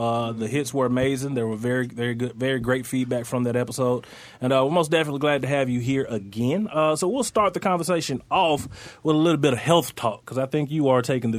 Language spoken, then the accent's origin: English; Lexington, Mississippi, United States; born or raised there